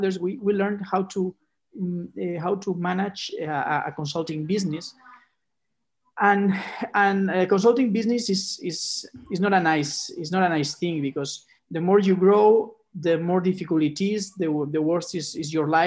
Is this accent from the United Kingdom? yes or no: no; Barcelona, Catalonia, Spain; also born or lived in Chicago; I was born in Barcelona